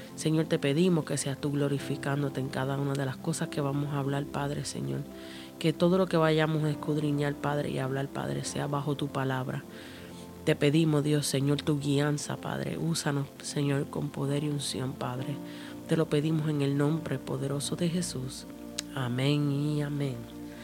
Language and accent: Spanish; Puerto Rico; also born or lived in Cuba; yo soy eh, puertorriqueña, eh, mitad cubana